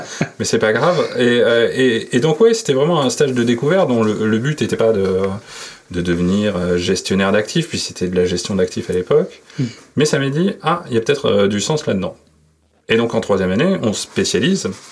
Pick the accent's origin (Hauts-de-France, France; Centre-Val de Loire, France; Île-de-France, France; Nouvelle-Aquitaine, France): Nouvelle-Aquitaine, France; Bordeaux; moved away as an adult; also born or lived in Paris; je suis né à Bordeaux. Mm-hmm. Bordeaux-Codéran, euh, pour euh, j'ai passé toute ma jeunesse là-bas